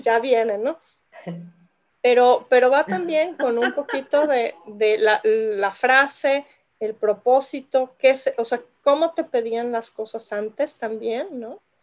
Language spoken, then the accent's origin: Spanish; Yucatán, Mexico; yo que crecí en Yucatán